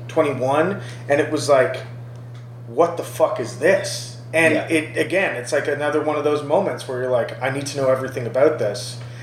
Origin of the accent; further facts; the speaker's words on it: Brampton, Ontario, Canada; growing up in Brampton